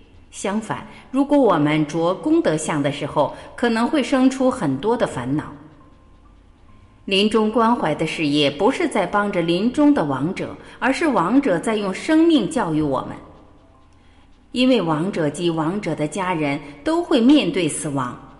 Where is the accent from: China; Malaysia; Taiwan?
China; 特别是我们中国人，往往对这个话题很忌讳。